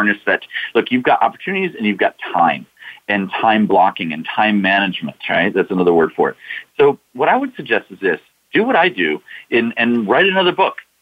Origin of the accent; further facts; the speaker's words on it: Washington, District of Columbia, United States; I'm from Washington, D.C.